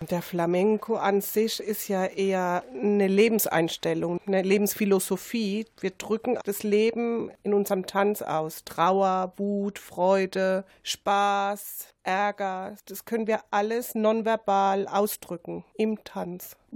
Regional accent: Bavaria, Germany; Also ich bin Bayer. Bayer bedeutet nicht Sinti, nicht Roma, sondern Europäerin.

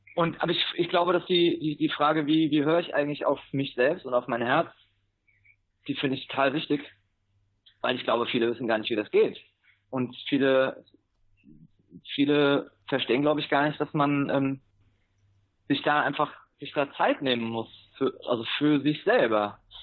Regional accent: Germany; moved away as an adult; now in Granada, Nicaragua; als Deutscher

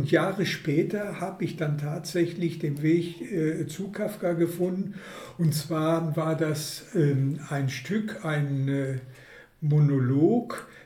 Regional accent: Hagen, North Rhine-Westphalia, Germany; Ja, ich komme aus Hagen

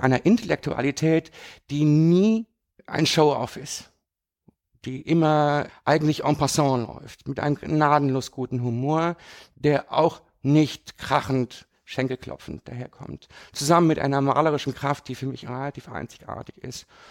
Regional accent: rural area near Düsseldorf, North Rhine-Westphalia, Germany; moved away as an adult; now in Düsseldorf, Germany; Ich bin aber auf dem platten Land groß geworden. Das war jetzt gar nicht so weit weg von Düsseldorf

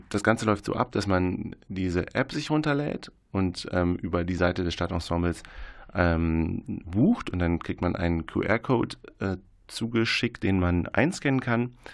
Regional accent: Münster, North Rhine-Westphalia, Germany; Ähm, und ich bin Münsteraner.

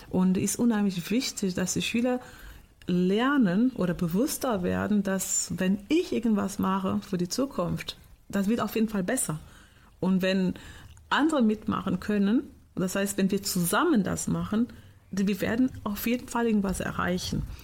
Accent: Portugal; now in Germany; Ich komme aus Portugal

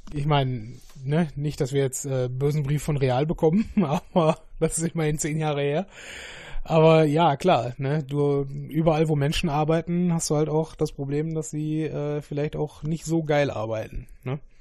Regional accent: Essen, North Rhine-Westphalia, Germany; wir sind ja beide Essener.

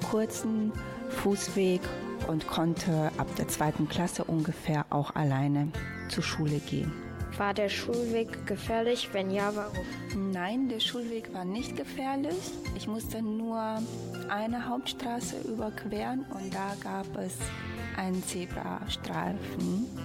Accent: Reșița, Caraș-Severin County, Romania; moved away; ich bin in meiner Heimatstadt Reschitz in Rumänien in die Grundschule gegangen

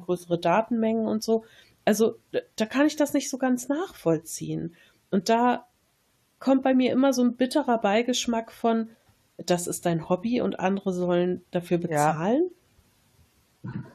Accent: Germany; als Deutsche

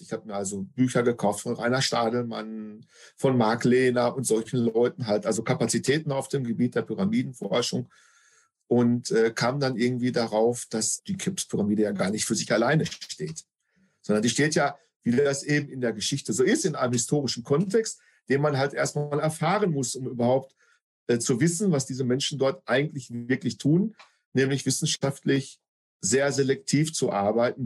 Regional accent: North Rhine-Westphalia, Germany; bei uns in NRW

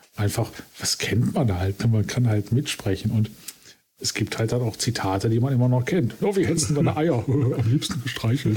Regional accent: Essen, North Rhine-Westphalia, Germany; ich komme quasi gebürtig aus dem Sumpf aus dem Ruhrgebiet

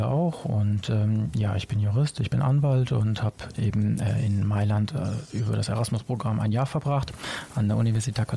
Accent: Franconia, Bavaria, Germany; now in Düsseldorf, Germany; Sono cresciuto in Franconia

